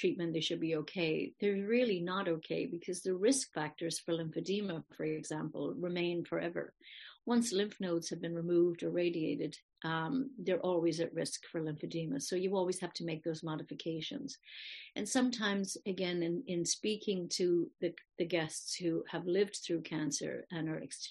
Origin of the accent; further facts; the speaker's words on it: Ireland; moved away; I'm from Ireland originally